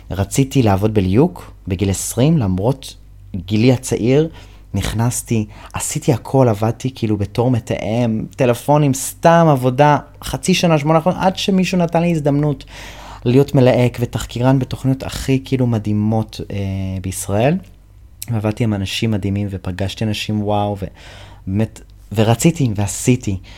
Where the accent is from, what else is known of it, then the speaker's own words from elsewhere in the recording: United States; first language English; Hebrew is a second language; now in Israel; כי אני אמריקאי וזו שפת האם שלי, בוא נכתוב שיר בעברית. כאילו אני, אני גר בישראל